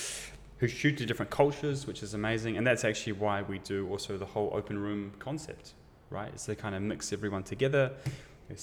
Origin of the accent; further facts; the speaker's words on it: New Zealand; now in Germany; I'm from New Zealand